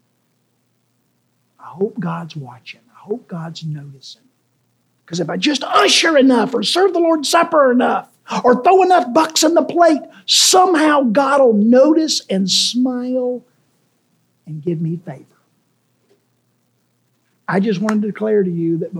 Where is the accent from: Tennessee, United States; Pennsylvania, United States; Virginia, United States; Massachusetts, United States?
Tennessee, United States; Memphis; when I was a kid growing up in White Haven